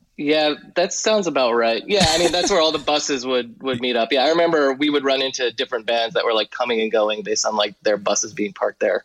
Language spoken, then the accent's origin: English; New Jersey, United States; I grew up in Jersey